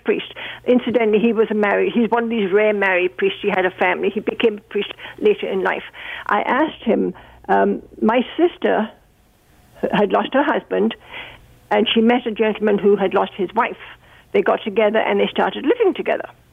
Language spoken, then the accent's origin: English; England, United Kingdom; moved away as an adult; now in Burlington, Canada; I was brought up in England